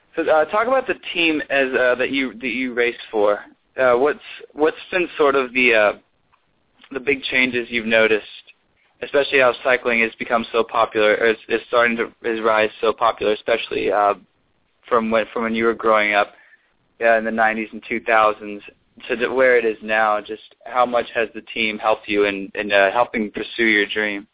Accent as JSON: {"language": "English", "town": "Dallas", "region": "Texas", "country": "United States", "said": "I'm from Dallas"}